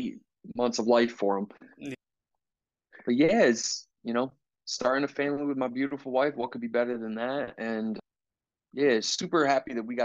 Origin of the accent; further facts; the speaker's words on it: Philadelphia, Pennsylvania, United States; moved away as an adult; now in Indianapolis, United States; I was born and raised in Philly